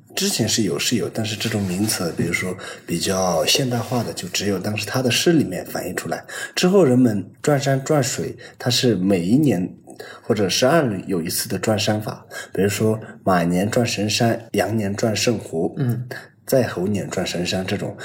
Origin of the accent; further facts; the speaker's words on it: Tibetan areas, China; 我们藏区